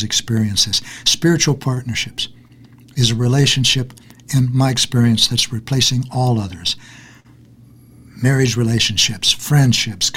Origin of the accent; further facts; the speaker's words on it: Kansas, United States; also born or lived in Texas; I was born in Texas and brought up in Kansas